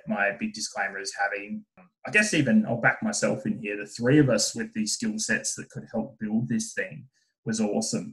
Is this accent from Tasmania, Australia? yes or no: yes; Burnie, Tasmania, Australia; moved away as an adult; born and raised in Tasmania